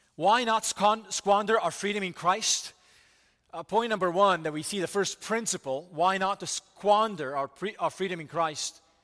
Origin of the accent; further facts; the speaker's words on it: United States; as American people